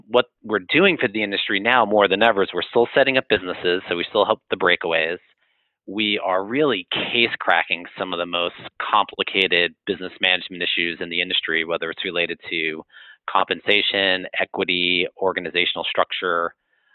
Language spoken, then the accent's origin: English; New York, United States; moved away as an adult; I am from New York.